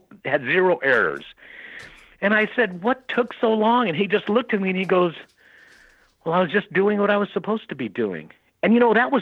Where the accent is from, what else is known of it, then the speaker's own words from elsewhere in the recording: El Paso, Texas, United States; I'm from El Paso, so that was Fort Bliss Army